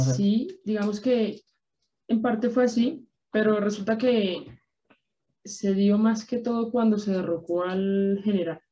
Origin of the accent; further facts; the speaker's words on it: Colombia; los que somos colombianos